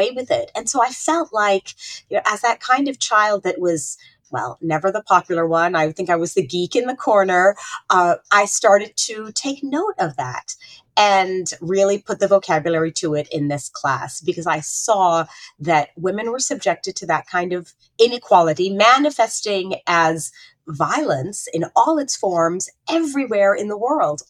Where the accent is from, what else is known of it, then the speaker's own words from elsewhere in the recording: Saudi Arabia; growing up in Saudi Arabia brought a lot of questions up for me